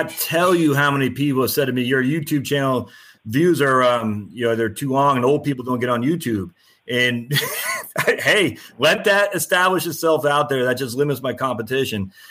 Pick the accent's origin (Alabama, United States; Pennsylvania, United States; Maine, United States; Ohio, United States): Maine, United States; I was born and raised in Maine. I've since lost my accent